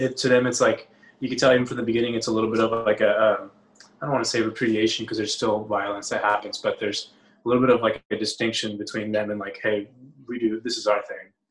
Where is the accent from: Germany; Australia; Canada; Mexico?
Mexico; Matamoros, Tamaulipas; now in Austin, United States; I'm from Matamoros